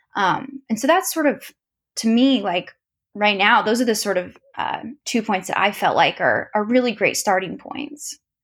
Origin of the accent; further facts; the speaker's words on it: Tulsa, Oklahoma, United States; I grew up in Tulsa